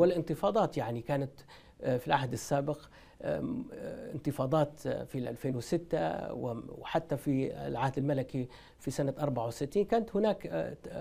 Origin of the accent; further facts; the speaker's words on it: Tripoli, Tripoli District, Libya; أنا مولود بطرابلس ومن غرب ليبيا